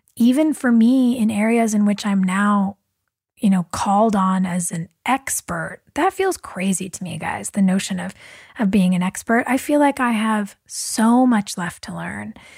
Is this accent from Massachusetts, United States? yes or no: no; Southern California, United States; back when I was a kid, growing up in Southern California